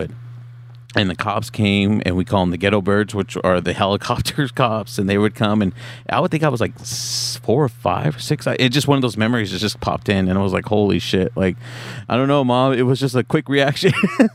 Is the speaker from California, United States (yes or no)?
yes; Orange, California, United States; also born or lived in San Bernardino, California; I'm from Orange.